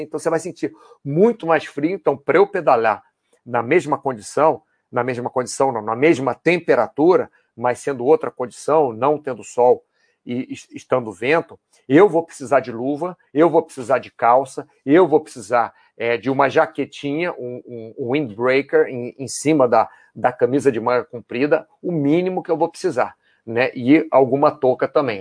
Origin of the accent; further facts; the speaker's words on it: Brazil; nós, brasileiros